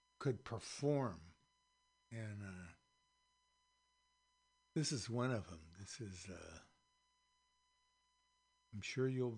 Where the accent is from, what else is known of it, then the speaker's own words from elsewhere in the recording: San Francisco, California, United States; also born or lived in Marin; We grew up in houses on Baker Street, out on the avenues